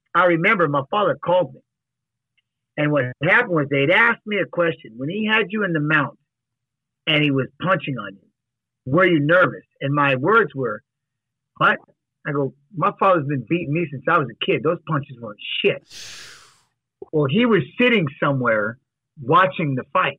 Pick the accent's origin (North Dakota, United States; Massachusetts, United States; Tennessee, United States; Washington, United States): Washington, United States; Seattle; moved away; also born or lived in Iowa; I'm from Seattle